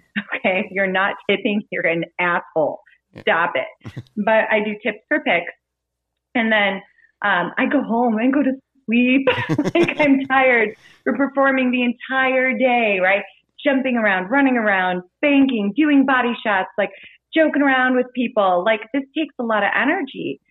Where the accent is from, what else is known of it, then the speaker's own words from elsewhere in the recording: Kansas City, United States; I'm from the Kansas City area